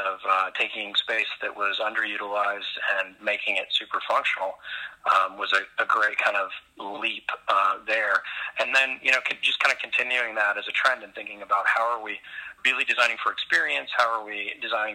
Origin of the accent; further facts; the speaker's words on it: Oklahoma, United States; moved away as an adult; now in Minneapolis, United States; I grew up in Oklahoma and did my Bachelor of Architecture at Oklahoma State, and then immediately relocated to Minneapolis after that, and have been here for 20 years